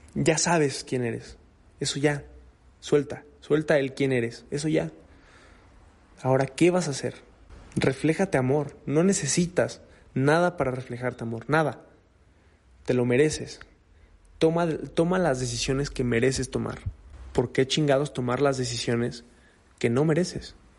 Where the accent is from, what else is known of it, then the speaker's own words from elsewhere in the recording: Mexico; Yo soy mexicano.